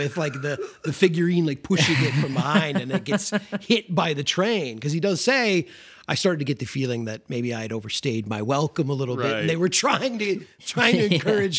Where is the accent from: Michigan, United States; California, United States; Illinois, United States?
Illinois, United States; Elmhurst; where I grew up in Elmhurst had like a huge model train club like this, like a notorious Western suburb, like train club that guys would come to from all over the Chicagoland area.